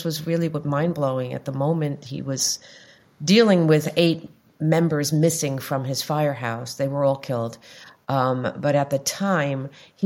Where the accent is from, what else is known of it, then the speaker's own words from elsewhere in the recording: Long Island, New York, United States; also born or lived in Greenwich Village, New York / Brooklyn, New York; I grew up on Long Island. I moved into Greenwich Village in the 70s, and then I moved over to Brooklyn